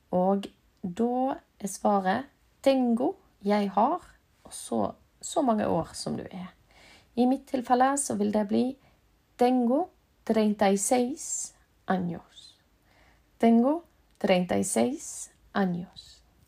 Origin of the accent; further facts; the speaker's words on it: Norway; also born or lived in Bergen; jeg er fra Norge